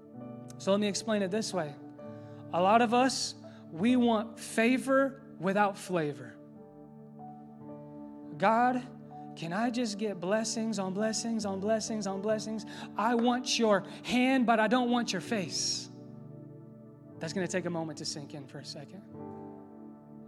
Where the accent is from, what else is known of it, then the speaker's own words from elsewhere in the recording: Indianapolis, Indiana, United States; I'm from Indy